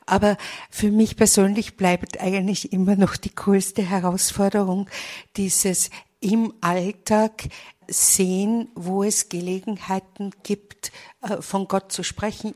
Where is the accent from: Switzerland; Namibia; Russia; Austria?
Austria; Vienna; now in Munich, Germany; Ich bin eigentlich auch eine Wienerin. Allerdings lebe ich zurzeit in München